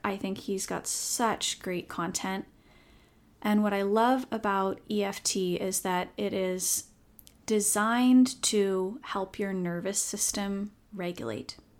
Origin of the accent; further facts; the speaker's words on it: Seattle, Washington, United States; I'm born and raised in Seattle, but have lived elsewhere at different points in my life